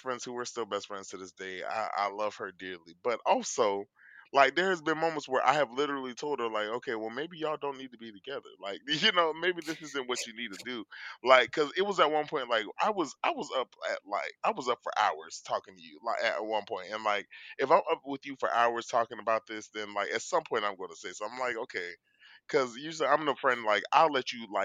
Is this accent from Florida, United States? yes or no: yes; Florida, United States; I'm from Florida